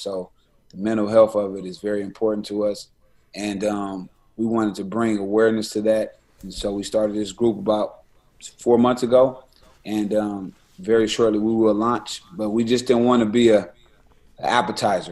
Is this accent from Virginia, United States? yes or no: no; Los Angeles, California, United States; also born or lived in Syracuse; I'm from West Coast